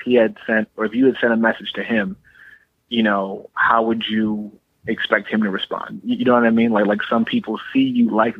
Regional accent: Cleveland, Ohio, United States; growing up in Cleveland

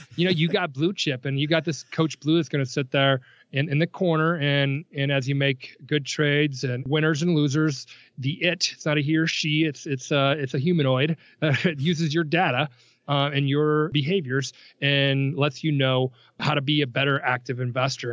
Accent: Nebraska, United States; I grew up in Nebraska

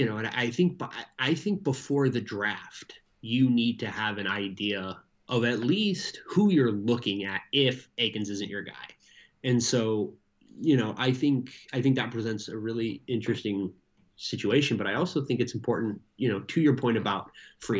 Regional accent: United States; as an American

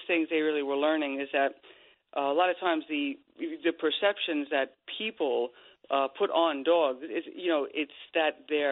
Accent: Bohemia, New York, United States; when we were growing up in Long Island and I was a kid

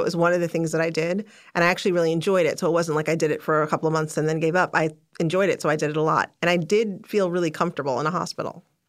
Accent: Chicago, Illinois, United States; I was born in Chicago. I was raised in the suburbs of Chicago

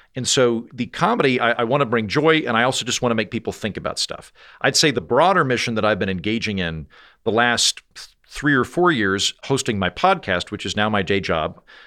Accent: Oklahoma, United States; moved away; also born or lived in Washington, D.C.; I'm from Oklahoma, which means that I am ethnically Republican

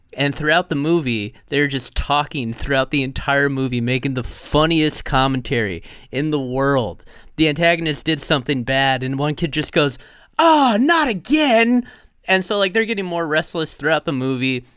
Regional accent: United States; as an American

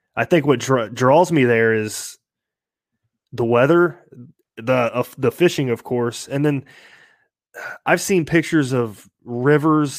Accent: Kettering, Ohio, United States; I'm from Kettering, Ohio. Uh, born and raised in Ohio

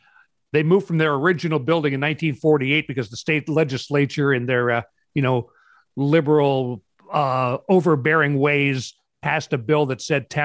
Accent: Hillsboro, Oregon, United States; Hillsboro is my hometown. It's about 20 miles west of Portland.

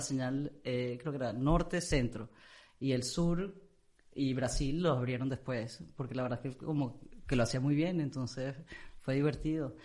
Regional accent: Amazonas, Venezuela; also born or lived in England; now in Miami, United States; crecí en el Amazonas, entonces yo, los únicos seres humanos que estaban, aparte de mi papá, mi mamá y mis hermanos, eran los nativos que estaban a tres horas en una curiaria del otro lado de la serranía de Maigualida

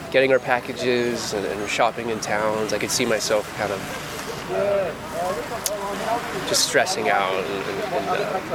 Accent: Oakland, California, United States; I'm from Oakland, California

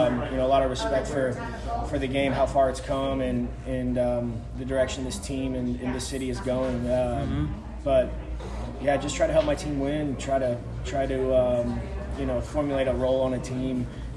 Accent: The Woodlands, Texas, United States; Yep, grew up and born and raised in the Woodlands, Texas. Went to the Woodlands High School before I went to Texas Tech.

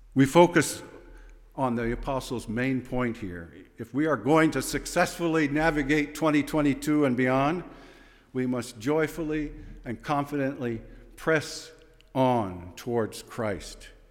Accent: Fillmore, New York, United States; I was born in Fillmore Hospital. Yes, right near Philippi's garage. And, uh, I was raised those first days in the little white house next to the dentist office

